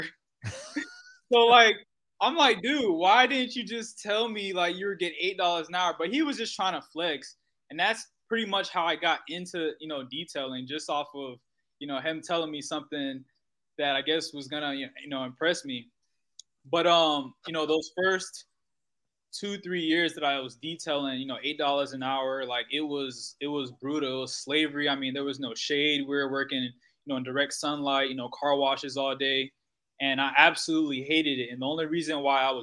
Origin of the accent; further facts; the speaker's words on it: Fort Myers, Florida, United States; my parents are from Haiti. I'm from Fort Myers, Florida, but both of my parents are Haitian